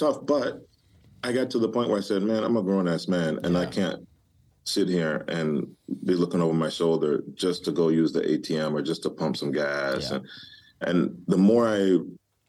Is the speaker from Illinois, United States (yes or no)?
no; Detroit, Michigan, United States; moved away; growing up in Detroit.